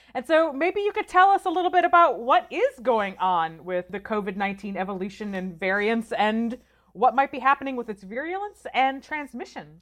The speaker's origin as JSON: {"language": "English", "region": "Michigan", "country": "United States", "tie": "born or raised there", "said": "I grew up in Michigan"}